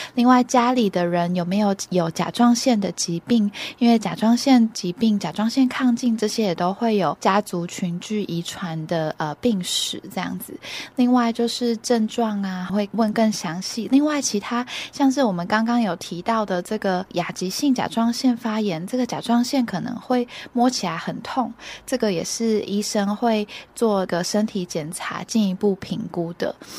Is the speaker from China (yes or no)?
no; Taiwan; 以前我们台湾人啊，食盐没有加碘